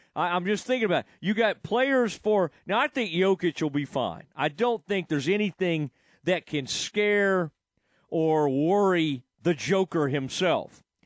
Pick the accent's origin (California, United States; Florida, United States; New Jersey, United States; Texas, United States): Texas, United States; Kaufman County; growing up in Kaufman County